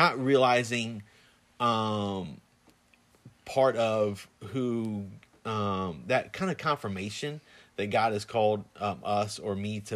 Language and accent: English; Plant City, Florida, United States; I grew up in Plant City